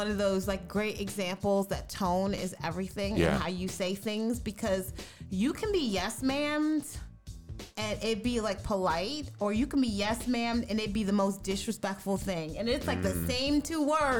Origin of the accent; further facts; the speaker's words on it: the South, United States; we're all from the South, so it's kind of a controversial topic